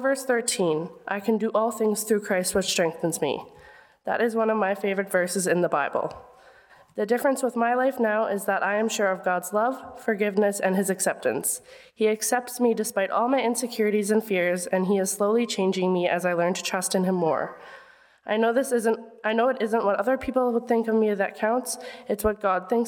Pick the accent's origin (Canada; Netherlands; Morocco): Canada; Winkler, Manitoba; I grew up in Winkler